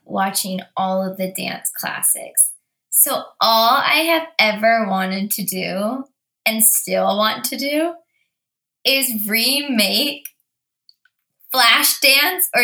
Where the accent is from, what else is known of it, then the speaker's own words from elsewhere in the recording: Bakersfield, California, United States; Here I am from Bakersfield, California